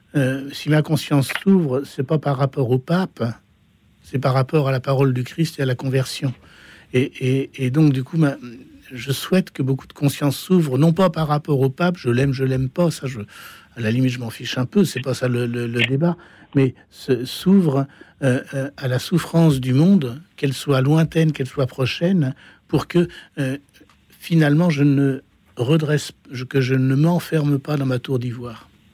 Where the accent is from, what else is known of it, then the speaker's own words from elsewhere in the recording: Normandy, France; Je suis normand, je suis normand donc.